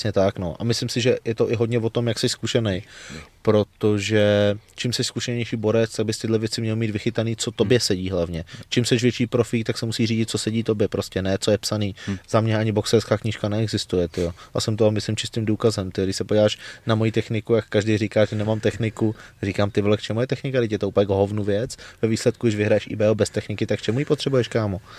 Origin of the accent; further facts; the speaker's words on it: Czechia; jako jediný Čech v Německu